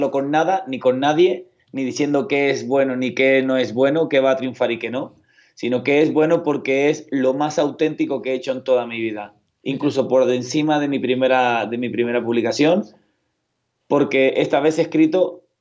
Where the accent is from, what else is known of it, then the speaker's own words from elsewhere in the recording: Canary Islands, Spain; Sí, yo como buen canario hablo a una velocidad parecida a la de los argentinos, pero si quiero hacerme entender, también sé frenar.